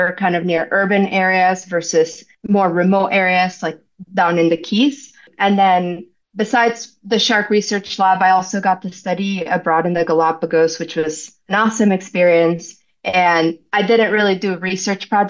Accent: Venezuela; also born or lived in Florida, United States; now in Hawaii, United States; I'm from Venezuela originally. So my parents and I, we grew up going to the beach all the time

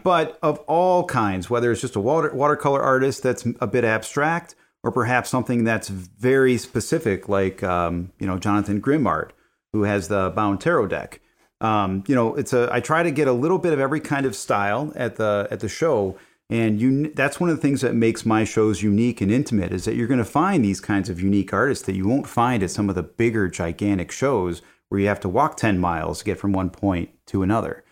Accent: Villa Park, Illinois, United States; Lunar Brewing in Villa Park, which is in my hometown

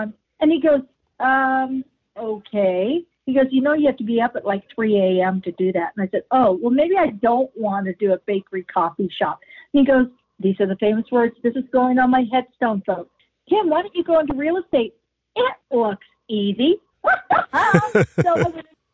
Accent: Wichita, Kansas, United States; moved away as an adult; also born or lived in Las Vegas, Nevada; now in Calgary, Canada; I'm originally from Wichita, Kansas, ended up like a lot of young people, needing to find opportunity

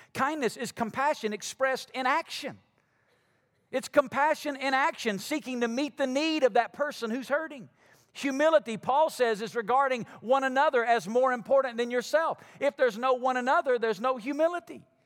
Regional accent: Alabama, United States; moved away; I'm from Alabama

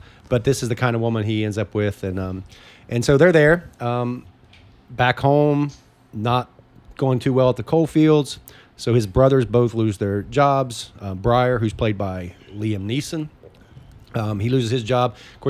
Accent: southern Ohio, United States; I grew up only an hour away from there. Oh, okay. I'm from Ohio, but on the southern part.

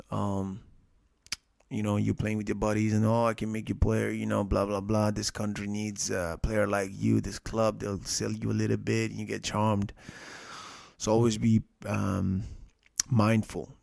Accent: Nepal; I'm from Nepal

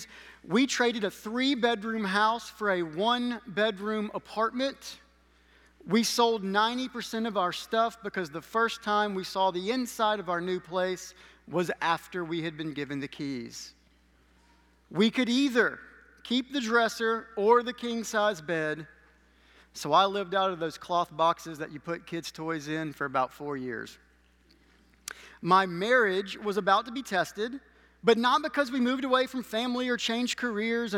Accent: Alabama, United States; moved away; I am from Alabama

